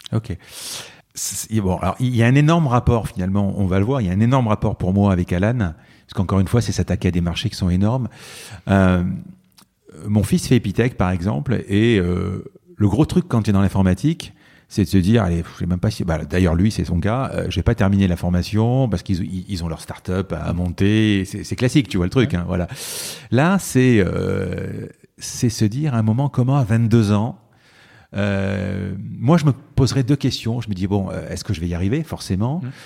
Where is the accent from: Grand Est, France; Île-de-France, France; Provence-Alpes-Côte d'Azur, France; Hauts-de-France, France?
Provence-Alpes-Côte d'Azur, France; Marseille; Nous, on est Marseillais